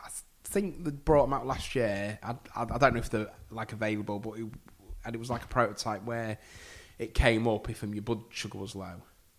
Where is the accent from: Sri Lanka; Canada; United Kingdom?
United Kingdom; Grimsby, Yorkshire and the Humber